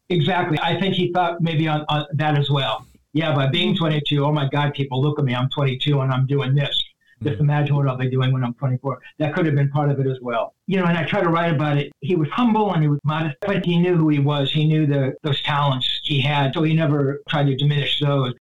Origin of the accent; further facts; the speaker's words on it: Culver City, California, United States; I'm from Culver City.